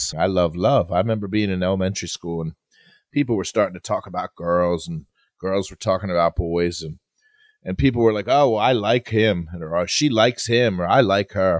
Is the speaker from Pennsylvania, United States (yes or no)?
yes; Philadelphia, Pennsylvania, United States; I'm from Philly